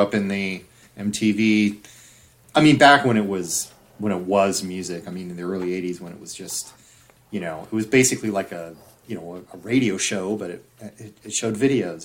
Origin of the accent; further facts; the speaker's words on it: Orange County, Southern California, United States; in Southern California, growing up in Orange